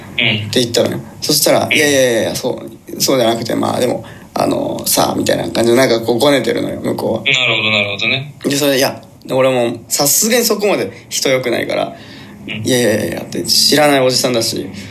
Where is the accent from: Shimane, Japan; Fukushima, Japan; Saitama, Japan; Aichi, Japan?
Shimane, Japan; moved away as an adult; now in Tokyo, Japan; 僕がね、こう、島根県出身なんですけれども、うん、上京してきて、今、東京に住んでるんですよ